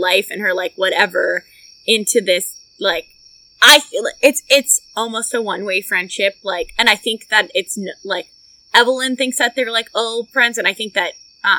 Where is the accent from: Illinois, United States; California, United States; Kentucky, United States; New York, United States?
Kentucky, United States; We're from Kentucky.